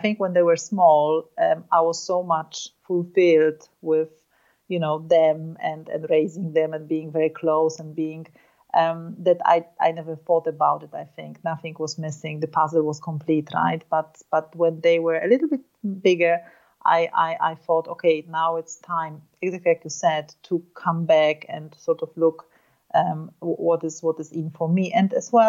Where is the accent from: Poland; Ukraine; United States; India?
Poland; I was born and raised in Poland